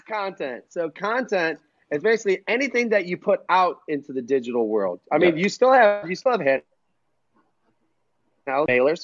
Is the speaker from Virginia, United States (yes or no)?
no; Cleveland, Ohio, United States; I'm from Cleveland